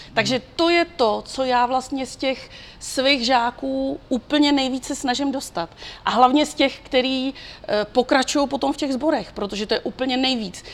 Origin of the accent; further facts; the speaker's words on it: Czechia; u nás v Čechách